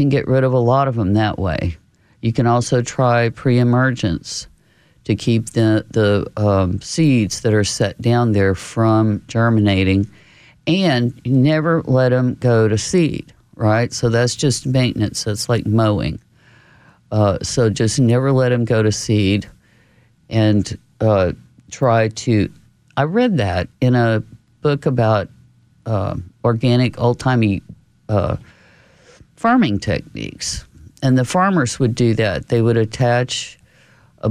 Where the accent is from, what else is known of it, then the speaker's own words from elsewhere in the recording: New Braunfels, Texas, United States; when I was growing up in New Braunfels, we always had the county fair